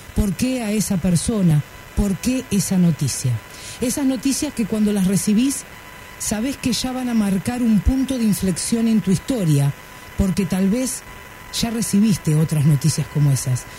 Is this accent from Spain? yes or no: no; Argentina; Yo soy un autor argentino. Perdón. Argentina soy